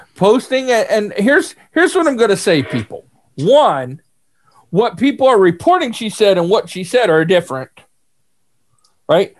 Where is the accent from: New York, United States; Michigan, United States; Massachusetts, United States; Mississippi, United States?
New York, United States; I'm from New York